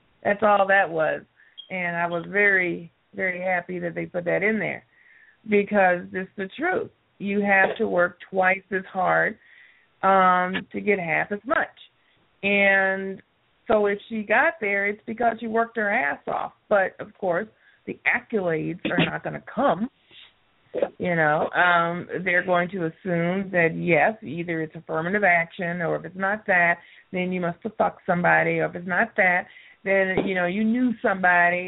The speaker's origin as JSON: {"language": "English", "country": "United States", "said": "our culture as the American people"}